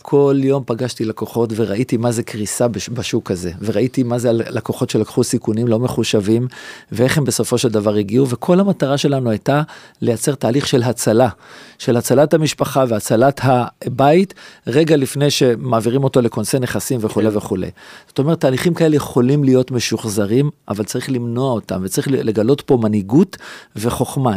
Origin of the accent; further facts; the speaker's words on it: Jerusalem, Jerusalem District, Israel; כל שכונת רמת אשכול שאני גדלתי בה מגיל אפס